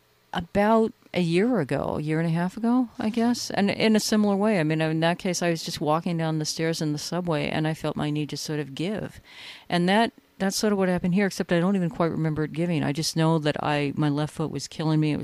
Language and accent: English; California, United States; now in New York, United States; I grew up in California